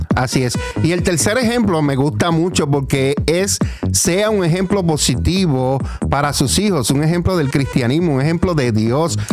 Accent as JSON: {"language": "Spanish", "country": "Puerto Rico", "moved": "yes", "lives_now": "Allentown, United States", "said": "nosotros somos puertorriqueños"}